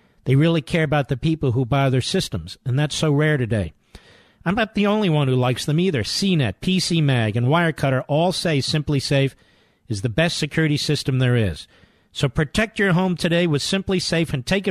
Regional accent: Philadelphia, Pennsylvania, United States; I'm from Philadelphia

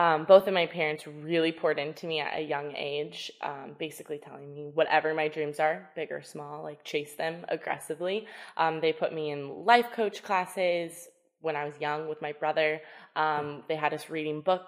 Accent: Southern California, United States; I was born and raised in Southern California, so I am truly a California girl

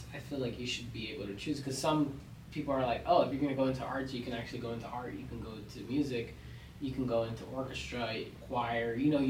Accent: United States; Yeah, I was born in America.

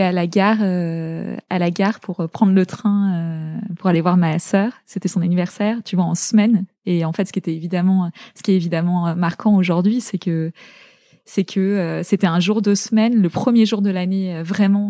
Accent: La Garenne-Colombes, Île-de-France, France; also born or lived in Zaire (DR Congo); on est rentré en euh, en élément, à l'élémentaire, j'étais en, j'étais en, à la Garenne Colombe

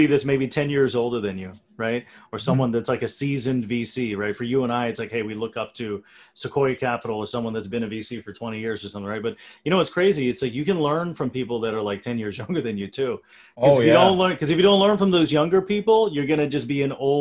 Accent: India; I'm from India.

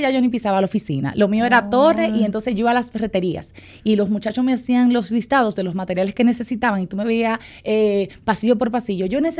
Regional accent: San Pedro de Macorís, Dominican Republic; moved away as an adult; now in Santo Domingo, Dominican Republic; yo soy de San Pedro de Macorís, entonces yo vine a estudiar en el 2011 aproximadamente.

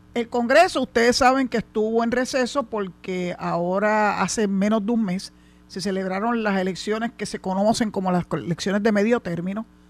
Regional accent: Puerto Rico; Yo soy puertorriqueña desde que nací hasta que me muera

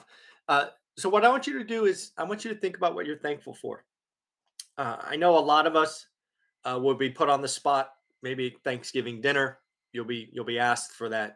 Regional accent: United States; I was born in the United States

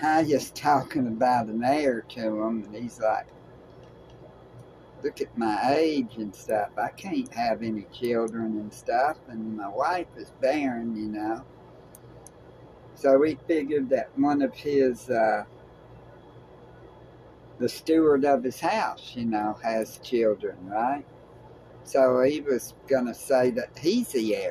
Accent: Tennessee, United States; We're from Tennessee

